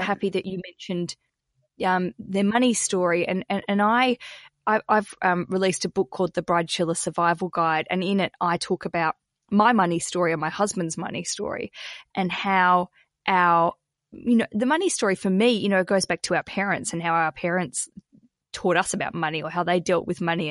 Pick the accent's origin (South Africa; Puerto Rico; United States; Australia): Australia; accent: Australian; my Australian accent